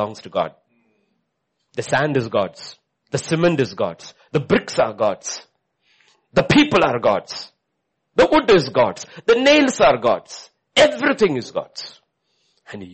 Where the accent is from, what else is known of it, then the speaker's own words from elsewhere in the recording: India; as an Indian